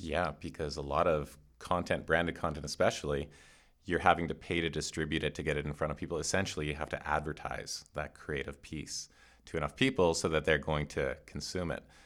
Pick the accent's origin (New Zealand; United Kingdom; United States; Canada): Canada; I'm Canadian.